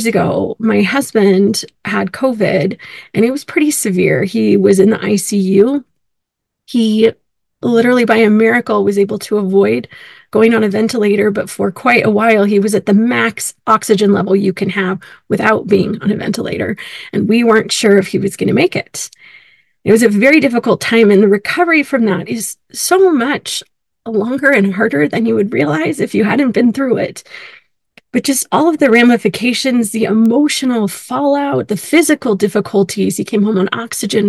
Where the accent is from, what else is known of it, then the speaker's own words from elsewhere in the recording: California, United States; also born or lived in Illinois; now in Utah, United States; I grew up in California